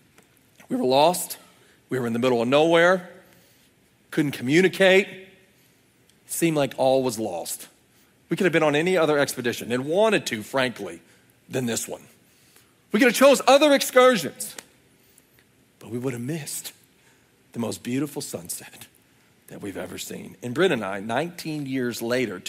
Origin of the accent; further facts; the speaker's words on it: Oklahoma, United States; we're from Oklahoma